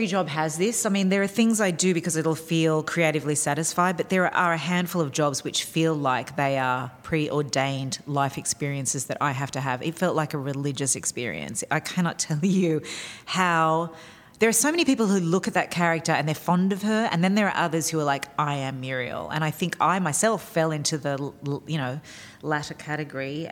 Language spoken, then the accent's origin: English; outside of Sydney, New South Wales, Australia; moved away as an adult; also born or lived in New York; I grew up outside of Sydney